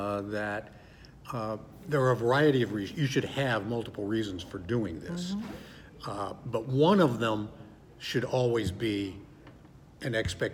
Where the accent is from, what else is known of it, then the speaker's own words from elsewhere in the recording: Midwest, United States; I know the Midwest, we have certain values.